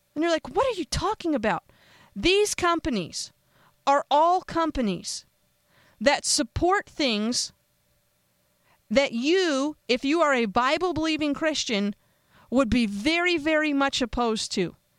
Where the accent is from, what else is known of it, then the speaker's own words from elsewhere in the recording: United States; I'm an American